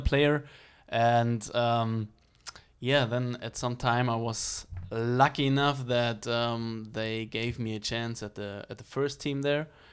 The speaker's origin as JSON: {"language": "English", "town": "Regensburg", "region": "Bavaria", "country": "Germany", "tie": "born or raised there", "second_language": "English", "moved": "as an adult", "lives_now": "United States", "said": "I grew up in Bavaria in the, uh, in Regensburg, so that's the city."}